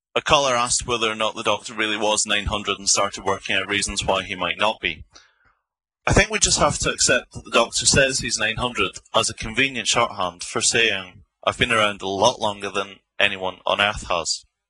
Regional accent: Bathgate, Scotland, United Kingdom; accent: Scots; You've probably guessed from my accent that I am indeed Scots myself. And indeed grew up in Bathgate

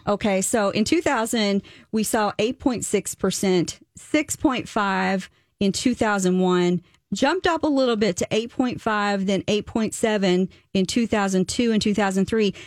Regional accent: the South, United States; moved away; I am from the South.

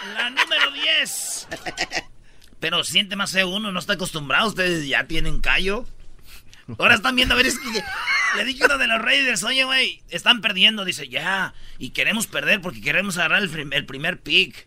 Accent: Michoacán, Mexico; Yo soy de Michoacán

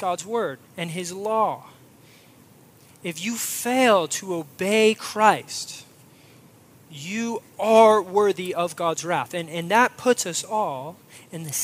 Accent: Florida, United States; moved away; also born or lived in Midwest; I grew up in Florida

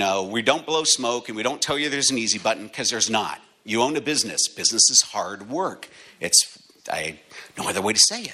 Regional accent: Erie, Pennsylvania, United States; moved away as an adult; now in Connecticut, United States; I'm from Erie, Pennsylvania. I just moved to Connecticut

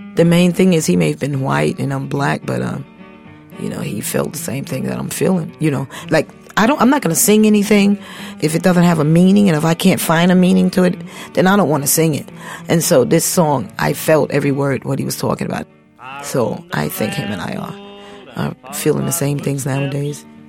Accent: United States; I'm not African but my ancestors are African and I am American

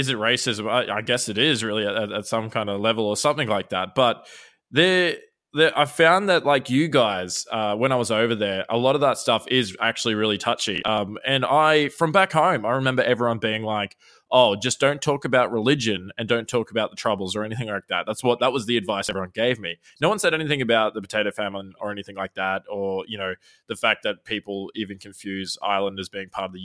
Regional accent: Queensland, Australia; now in New Zealand

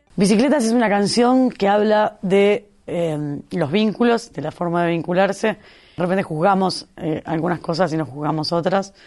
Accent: Uruguay; Cuando yo nací acá

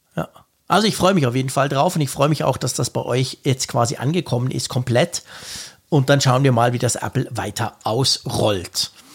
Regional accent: Switzerland; ich bin ja ein Schweizer

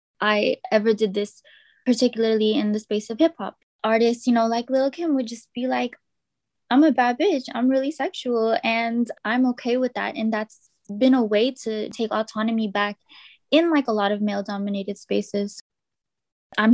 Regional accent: Richmond, California, United States; growing up in Richmond.

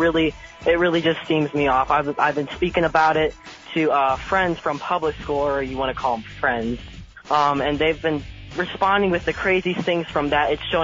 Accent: Columbus, Ohio, United States; Okay. So I'm 14 years old. I'm from Columbus, Ohio

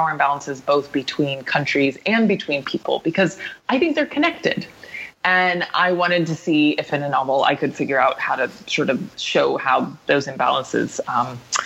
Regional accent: Western Pennsylvania, United States; where I grew up in Western Pennsylvania

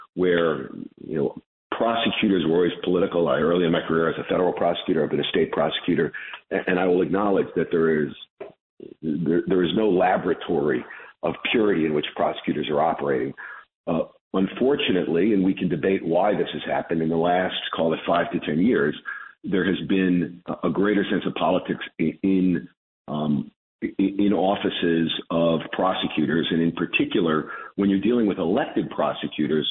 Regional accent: Chicago, Illinois, United States; also born or lived in Brooklyn, New York; although I was born in Brooklyn when I was a kid, in 1968, my parents moved me to Chicago

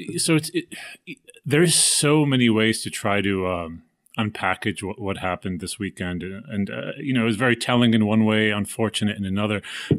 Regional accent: Kuwait; also born or lived in United States; I came to America when I was 2 years old, Palestinian family, and we grew up in Kuwait.

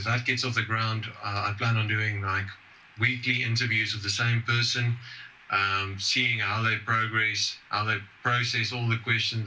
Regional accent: South Africa; the only secular society we have in South Africa. Today, I actually hosted the first meetup in my hometown

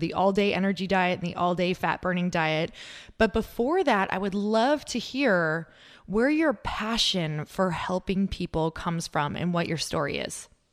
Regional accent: Midwest, United States; moved away; I'm originally from the Midwest

